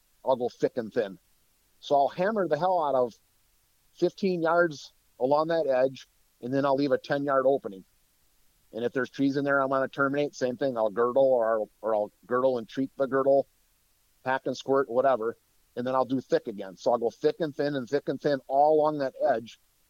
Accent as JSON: {"language": "English", "region": "Wisconsin", "country": "United States", "said": "I'm from North Central Wisconsin. So where I used to live, the paper industry was huge."}